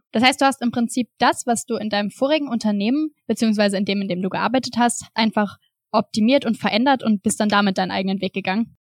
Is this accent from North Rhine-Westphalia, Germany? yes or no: yes; near Straelen, North Rhine-Westphalia, Germany; also born or lived in Düsseldorf; in einem 5000 Einwohnerdorf im, am Niederrhein gelebt und bin da halt aufgewachsen.